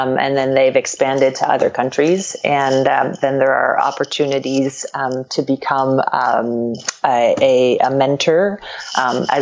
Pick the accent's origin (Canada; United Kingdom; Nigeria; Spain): Canada; Quebec; first language French; English is a second language; now in Los Angeles, United States; I grew up, I'm from Quebec, and so French is a first language for me